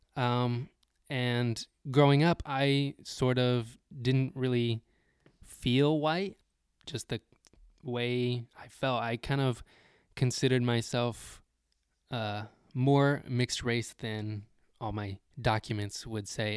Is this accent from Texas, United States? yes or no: yes; Texas, United States; growing up in Texas